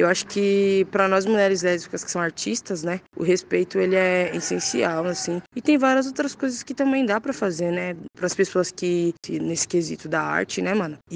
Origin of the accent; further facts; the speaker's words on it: São Paulo, Brazil; Sou de São Paulo, né, mano? Tá bom da Serra, Zona Sul.